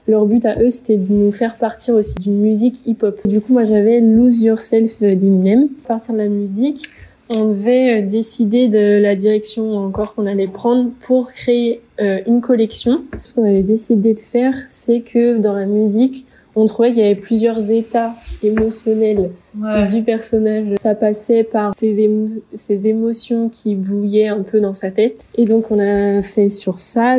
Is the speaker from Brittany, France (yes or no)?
yes; Ploërmel, Brittany, France; moved away as an adult; also born or lived in Nantes; De Pleurmel, euh, en Bretagne, dans le Morbihan